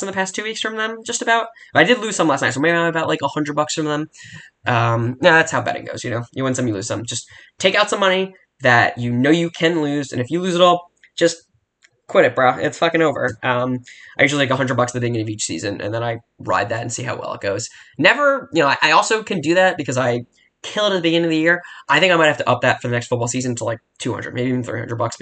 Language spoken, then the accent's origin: English; United States; I'm an American